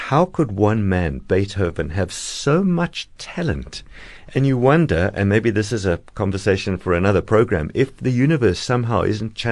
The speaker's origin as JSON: {"language": "English", "town": "Cape Town", "region": "Western Cape", "country": "South Africa", "tie": "born or raised there", "said": "I was born here in Fishhook, in Cape Town."}